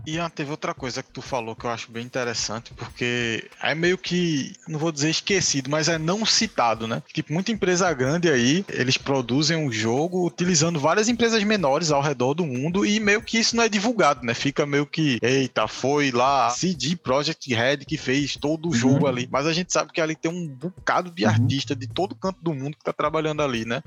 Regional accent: Jaboatão dos Guararapes, Pernambuco, Brazil; also born or lived in Recife; Eu não saí de Pernambuco, mas eu também saí do Recife. Voltei para Jaboatão

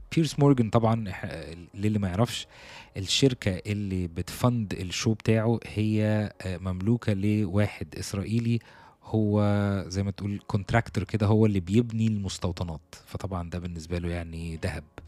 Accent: Egypt; احنا كمصريين

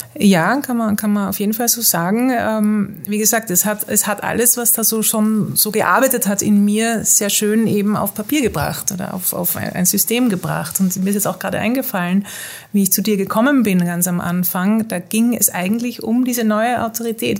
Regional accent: Netherlands; moved away as an adult; also born or lived in Mexico; ich bin in Holland aufgewachsen mit österreichischen

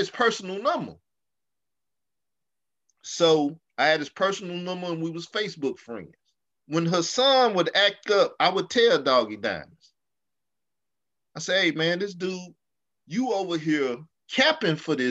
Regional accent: the South, United States; also born or lived in Arkansas; I come from the South. We talk about your whole dead family

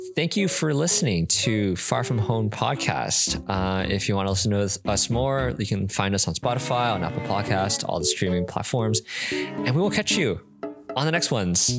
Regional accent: Canada; now in Singapore; in Canada, we're all Canadian

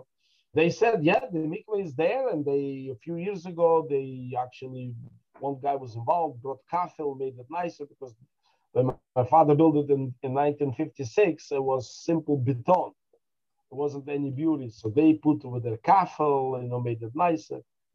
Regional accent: Dushanbe, Tajikistan; born there; I was born in Dushanbe because I was the time when my mother gave birth to me.

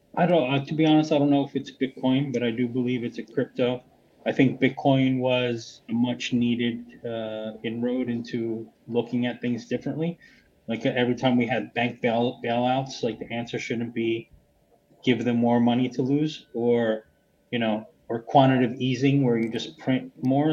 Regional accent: United States; now in Lisbon, Portugal; I'm originally American, but I'm living in Lisbon, Portugal now.

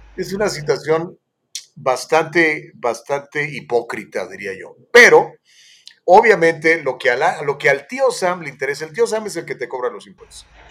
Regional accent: Mexico; soy un prieto mexicano

